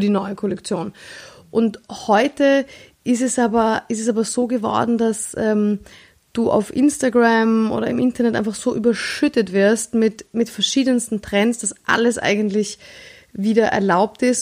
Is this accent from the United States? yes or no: no; Vienna, Austria; ich bin Wienerin